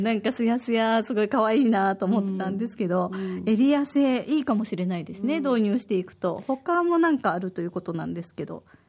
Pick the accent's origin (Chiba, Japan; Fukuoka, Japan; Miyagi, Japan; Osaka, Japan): Osaka, Japan; now in Okinawa, Japan; 私は大阪の出身